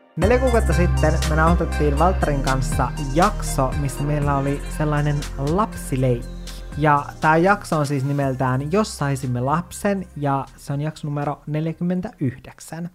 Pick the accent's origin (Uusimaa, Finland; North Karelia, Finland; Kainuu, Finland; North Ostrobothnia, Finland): North Ostrobothnia, Finland; Oulu; also born or lived in Kemijärvi, Lapland; sen jälkeen muutettiin Ouluun